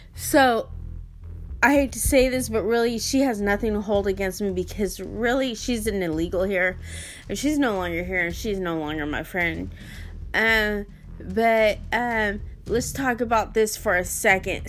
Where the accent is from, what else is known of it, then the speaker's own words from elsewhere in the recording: United States; I was born here in the United States of America